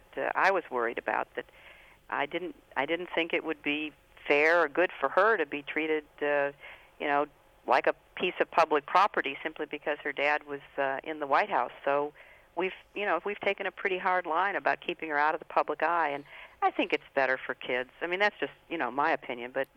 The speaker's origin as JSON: {"language": "English", "region": "Midwest", "country": "United States", "tie": "born or raised there", "moved": "yes", "said": "I grew up in the Midwest"}